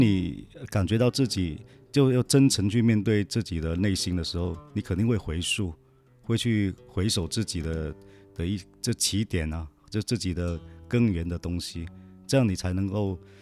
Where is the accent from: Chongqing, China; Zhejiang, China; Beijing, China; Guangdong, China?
Guangdong, China; first language Teochew; Chinese is a second language; now in Guangzhou, China; 我也是潮汕人嘛，嗯。然后我们也是在广州